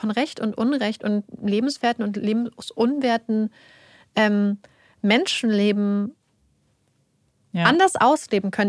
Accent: United States; wir als Amerikaner, unser

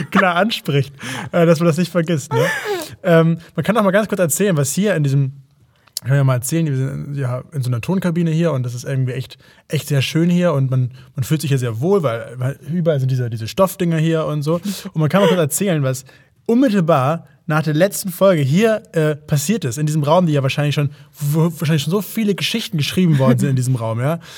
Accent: Hamburg, Germany; also wie bei mir in Hamburg. Finde, ja, ja. Gebürtiger Hamburger Jung.

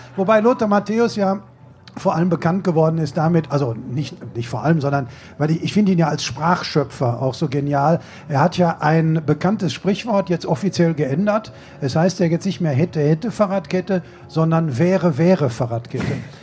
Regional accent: Bochum, North Rhine-Westphalia, Germany; ich komme auch aus Bochum

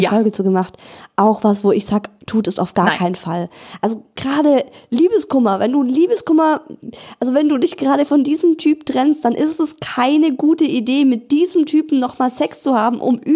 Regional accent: Cologne, North Rhine-Westphalia, Germany; Ich bin zurück in meine Heimat nach Köln gezogen und musste mit 33 Jahren bei Null anfangen

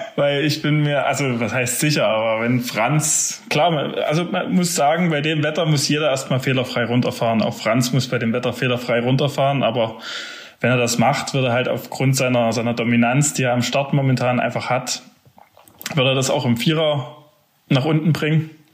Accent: Zinnwald, Saxony, Germany; Ich bin ja in Zinnwald groß geworden

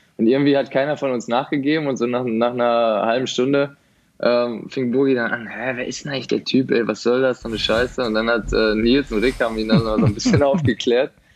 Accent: Essen, North Rhine-Westphalia, Germany; now in Dortmund, Germany; Nee, ich bin tatsächlich Essener. Ich äh, komme aus Essen, aber wir wohnen seit Januar jetzt in Dortmund

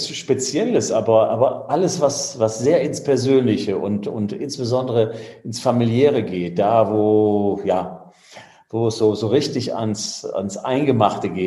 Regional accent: Bremen, Germany; ich bin ja als Bremer, äh, in Anführungszeichen, bin ich eher Richtung Norderney ausgerichtet gewesen.

